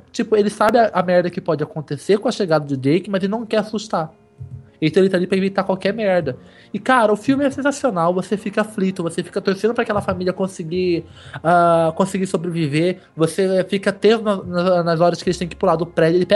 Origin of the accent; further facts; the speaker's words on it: United States; born there; No, lá na América, nos Estados Unidos, onde eu nasci, é No Escape, tá?